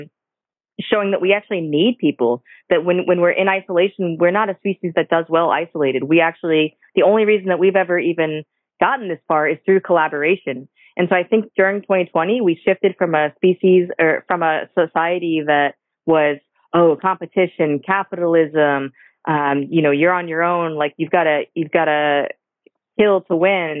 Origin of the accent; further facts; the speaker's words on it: St. Petersburg, Florida, United States; I'm born and raised in St. Pete, so I'm born and raised here in Florida